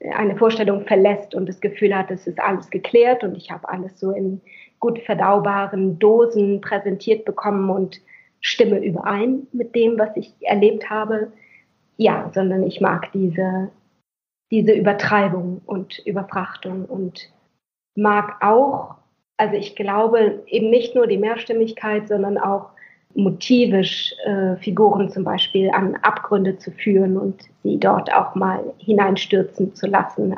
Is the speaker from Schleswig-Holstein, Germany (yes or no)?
yes; Schleswig-Holstein, Germany; Ich bin in Schleswig-Holstein aufgewachsen